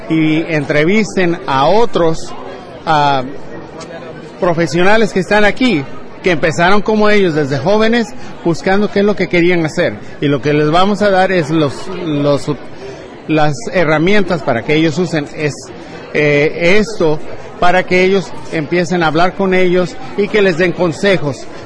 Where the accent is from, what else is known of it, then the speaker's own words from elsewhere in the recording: Mexico; como los latinos somos, no estamos aquí para pedir limosna, estamos aquí para trabajar, a echarle, a echarle ganas, como decimos en mi México.